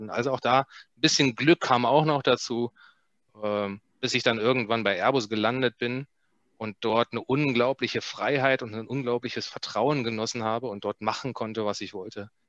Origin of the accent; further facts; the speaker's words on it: Germany; ich bin in der, in der DDR aufgewachsen